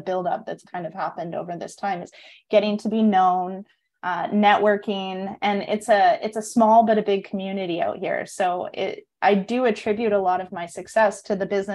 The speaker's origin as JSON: {"language": "English", "country": "Canada", "moved": "as an adult", "lives_now": "Costa Rica", "said": "I'm from Canada"}